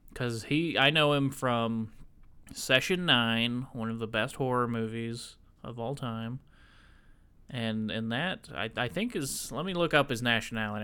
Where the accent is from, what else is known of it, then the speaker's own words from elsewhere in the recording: the South, United States; I'm in the South, man. I'm from the South.